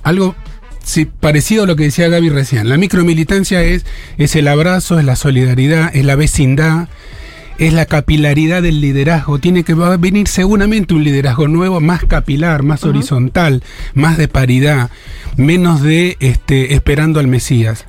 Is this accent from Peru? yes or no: no; Argentina; Cuando yo nací en Argentina